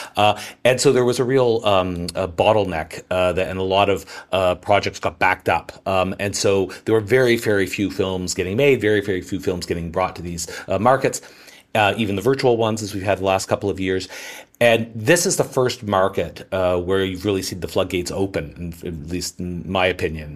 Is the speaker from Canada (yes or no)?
yes; Canada; I'm Canadian